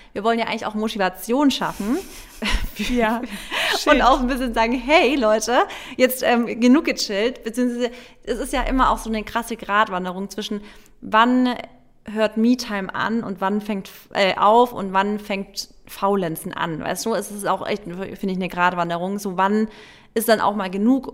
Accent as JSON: {"language": "German", "region": "Baden-Württemberg", "country": "Germany", "tie": "born or raised there", "said": "bei uns in Baden-Württemberg"}